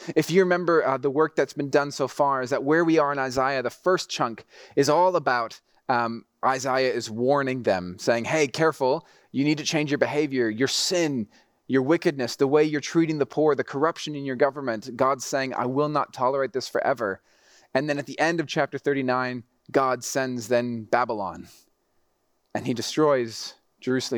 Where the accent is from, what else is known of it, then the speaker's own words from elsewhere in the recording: Mexico City, Mexico; also born or lived in Texas; I grew up in Mexico City, so the driving was super intense